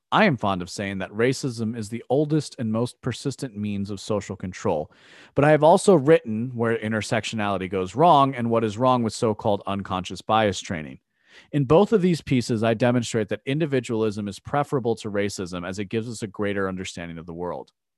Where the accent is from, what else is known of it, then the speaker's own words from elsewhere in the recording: United States; as an American